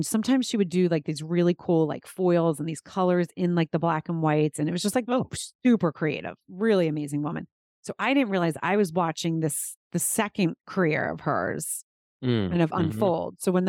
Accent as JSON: {"language": "English", "region": "Pennsylvania", "country": "United States", "tie": "born or raised there", "said": "I grew up outside of Philadelphia."}